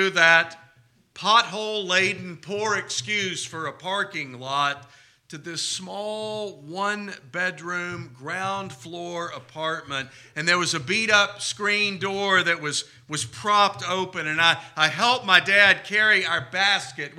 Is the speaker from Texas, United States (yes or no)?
yes; Texas, United States; what I grew up with here in Texas